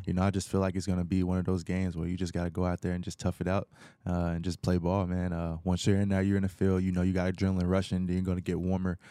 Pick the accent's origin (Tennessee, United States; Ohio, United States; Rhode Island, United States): Tennessee, United States; Knoxville; moved away as an adult; also born or lived in Atlanta, Georgia; now in Houston, United States; I'm from Knoxville, Tennessee.